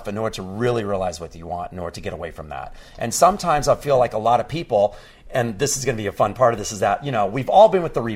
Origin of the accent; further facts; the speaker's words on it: Texas, United States; growing up in Texas.